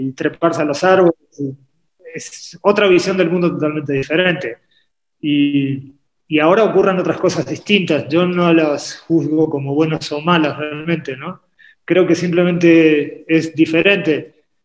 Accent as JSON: {"language": "Spanish", "country": "Argentina", "tie": "born or raised there", "also_born_or_lived": "Uruguay", "said": "Yo nací en Uruguay, me crié en Argentina"}